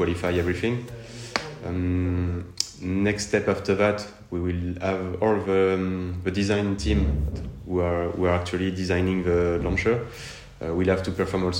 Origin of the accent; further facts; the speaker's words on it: France; accent: French; English is a second language; my French accent